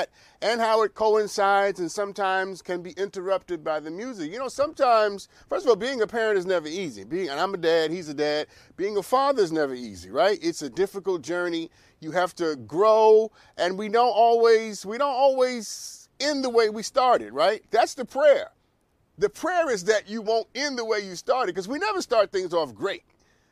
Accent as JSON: {"language": "English", "region": "New York", "country": "United States", "tie": "born or raised there", "also_born_or_lived": "Brooklyn / Harlem", "moved": "yes", "lives_now": "Los Angeles, United States", "said": "I'm born and raised in New York. I'm a New Yorker, okay? I am born in Brooklyn, raised in Queens, then lived in Harlem"}